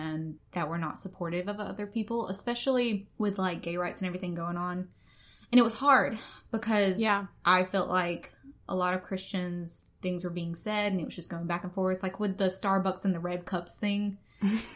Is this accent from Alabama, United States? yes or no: yes; Atmore, Alabama, United States; accent: Southern; I'm from Atmore, Alabama, hence the accent